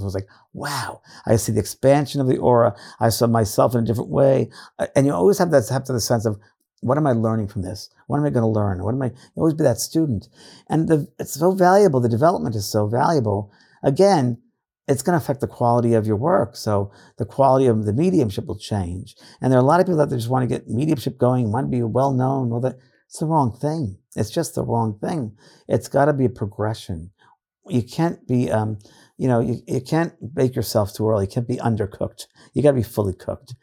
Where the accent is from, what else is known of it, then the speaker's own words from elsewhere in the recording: New York, United States; now in California, United States; I'm from New York